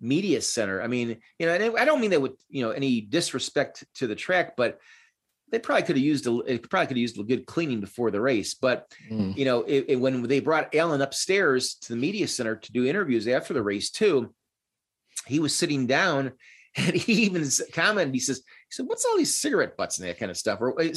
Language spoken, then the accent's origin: English; Chicago, Illinois, United States; I'm from Chicago